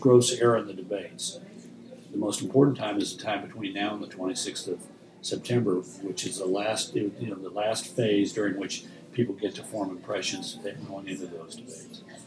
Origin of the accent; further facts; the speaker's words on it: Texas, United States; I come from Texas, which is a deep red state